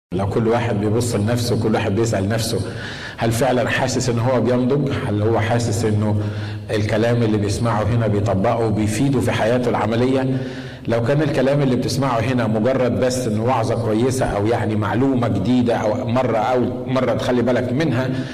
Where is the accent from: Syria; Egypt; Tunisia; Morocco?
Egypt; عندنا في مصر